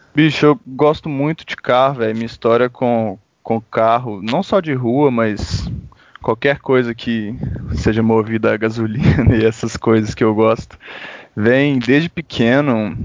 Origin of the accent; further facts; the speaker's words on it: Belo Horizonte, Minas Gerais, Brazil; eu sou de BH mesmo